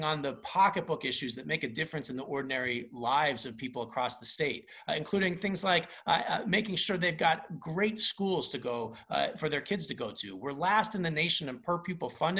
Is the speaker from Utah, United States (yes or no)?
yes; West Valley City, Utah, United States; I was raised by my single mom, who was disabled, and I grew up in West Valley City